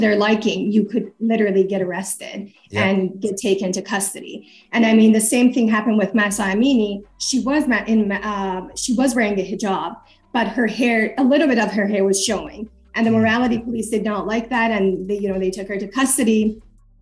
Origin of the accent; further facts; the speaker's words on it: Canada; also born or lived in Iran; I am an Iranian Canadian. I was born in Iran, raised in Canada. I was 11 years old when I left Iran